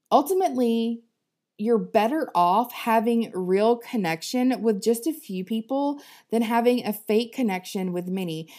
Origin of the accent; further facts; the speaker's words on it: the South, United States; I'm from the South